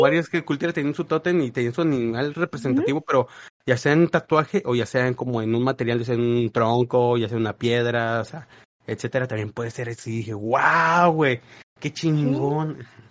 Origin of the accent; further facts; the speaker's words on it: Mexico; nos da identidad como mexicanos